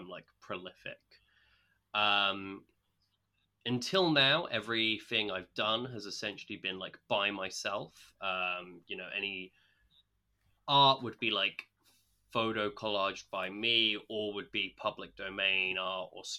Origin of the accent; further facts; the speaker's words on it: Essex, East of England, United Kingdom; moved away as an adult; also born or lived in Chester / Grantham, Lincolnshire; now in London, United Kingdom; I grew up in Essex.